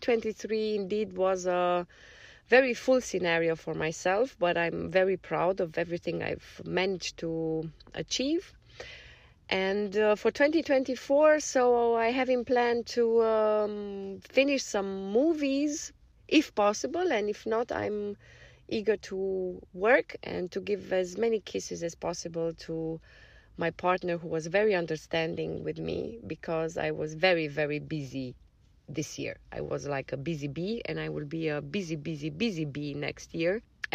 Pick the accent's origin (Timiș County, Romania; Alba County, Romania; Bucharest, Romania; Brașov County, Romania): Timiș County, Romania; Timișoara; I'm from Timișoara, Romania. I'm an actor, but not only, I'm also a freelancer